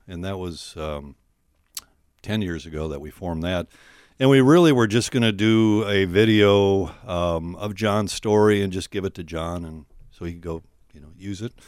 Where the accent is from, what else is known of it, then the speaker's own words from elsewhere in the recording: White Bear Lake, Minnesota, United States; I'm from White Bear Lake, Minnesota.